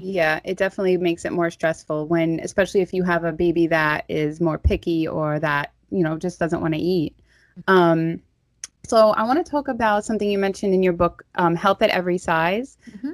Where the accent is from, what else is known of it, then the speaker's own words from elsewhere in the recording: New York City, New York, United States; accent: Staten Island; my Staten Island accent